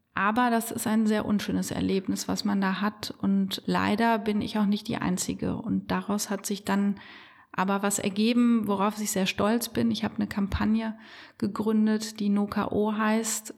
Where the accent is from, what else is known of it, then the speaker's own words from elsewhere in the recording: Bonn, North Rhine-Westphalia, Germany; Ich bin in Bonn im Marienhospital geboren